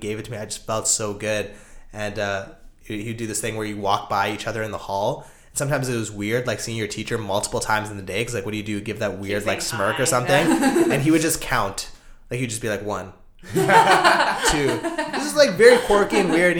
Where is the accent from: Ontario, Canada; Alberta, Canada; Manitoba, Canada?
Alberta, Canada; Calgary; now in Toronto, Canada; I'm from Calgary, and I spent the last, you know, couple of years in Toronto